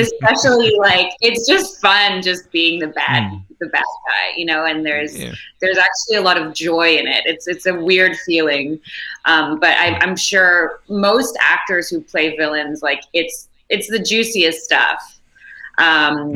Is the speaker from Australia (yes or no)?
no; Montreal, Quebec, Canada; I'm from Montreal